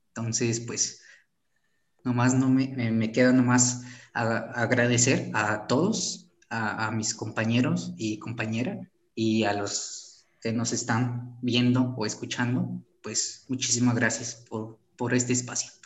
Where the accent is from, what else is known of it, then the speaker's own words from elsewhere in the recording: Mexico; somos, somos mexicanos, ¿no? O sea, eso, somos, pertenecemos al mismo país